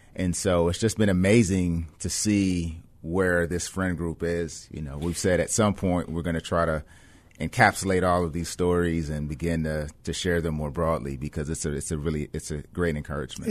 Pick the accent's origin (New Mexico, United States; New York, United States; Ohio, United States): Ohio, United States; Cleveland; also born or lived in West Germany / Michigan; now in Boston, United States; I grew up in Cleveland, Ohio